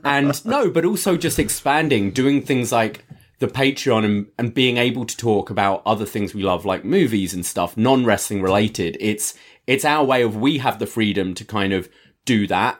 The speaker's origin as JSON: {"language": "English", "country": "United Kingdom", "said": "I'm British"}